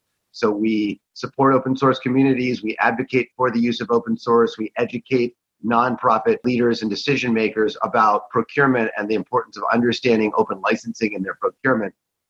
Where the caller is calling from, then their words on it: San Francisco, California, United States; I'm in San Francisco on this mostly sunny morning.